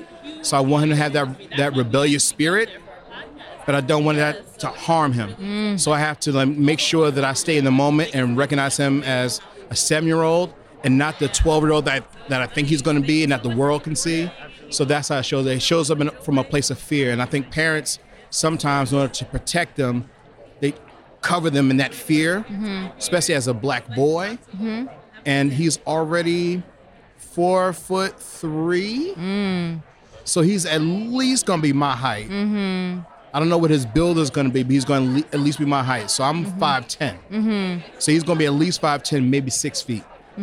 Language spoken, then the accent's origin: English; Newark, New Jersey, United States; I grew up in Newark, so like I'm the poster child for that.